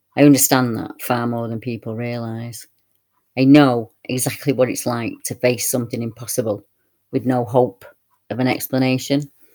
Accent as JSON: {"language": "English", "area": "near Manchester", "region": "North West England", "country": "United Kingdom", "tie": "born or raised there", "said": "close to my hometown"}